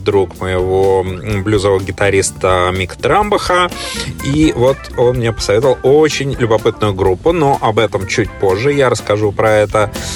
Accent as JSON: {"language": "Russian", "region": "Saint Petersburg", "country": "Russia", "tie": "born or raised there", "moved": "yes", "lives_now": "Australia", "said": "я, собственно, родом из Санкт-Петербурга"}